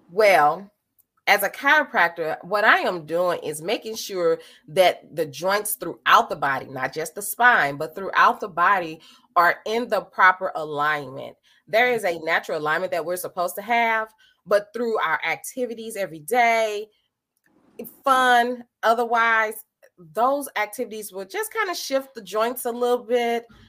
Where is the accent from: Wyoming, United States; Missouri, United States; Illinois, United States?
Missouri, United States; St. Louis; I hail from St. Louis, Missouri. I born, raised here